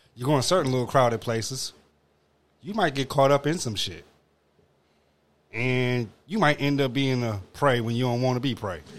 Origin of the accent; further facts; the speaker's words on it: Detroit, Michigan, United States; I grew up on Mac and Van Dyke